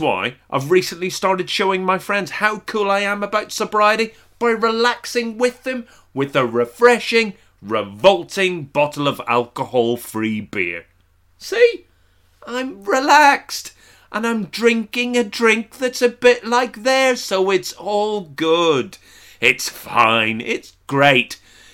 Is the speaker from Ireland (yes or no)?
yes; Ireland; I'm not typical of being Irish in any way.